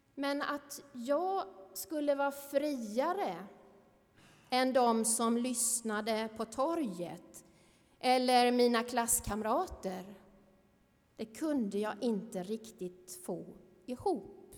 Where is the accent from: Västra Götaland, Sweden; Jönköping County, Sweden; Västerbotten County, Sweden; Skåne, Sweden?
Jönköping County, Sweden; Värnamo; i ungdomskören hemma i Missionskyrkan i Värnamo